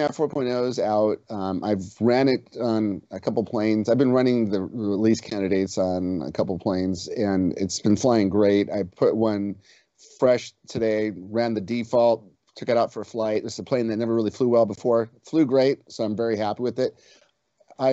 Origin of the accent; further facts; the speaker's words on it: United States; I'm from the United States.